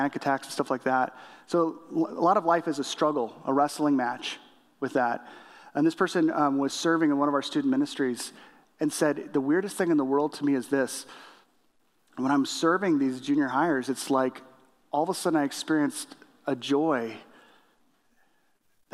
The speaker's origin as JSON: {"language": "English", "region": "Illinois", "country": "United States", "said": "I'm from Illinois"}